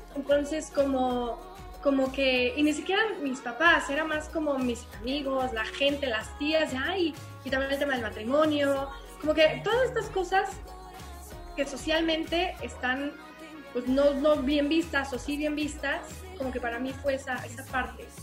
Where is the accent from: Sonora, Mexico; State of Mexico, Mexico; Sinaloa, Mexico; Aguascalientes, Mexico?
Aguascalientes, Mexico; yo soy de Aguascalientes. ¿no? Y entonces, bueno, pues acá es provincia